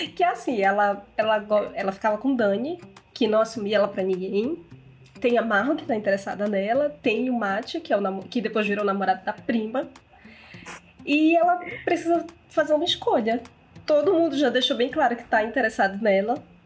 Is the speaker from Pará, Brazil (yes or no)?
yes; Belém, Pará, Brazil; moved away; eu saí de Belém, eu tô morando em outra cidade, então eu fico assim, não fale mal da minha cidade, minha cidade é maravilhosa